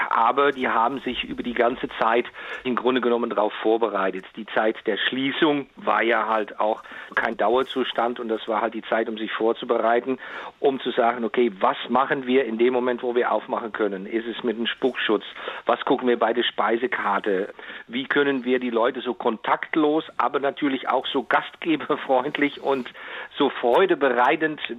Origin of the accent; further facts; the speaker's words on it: Netherlands; German is a second language; also das darf ich jetzt mal so als Holländer sagen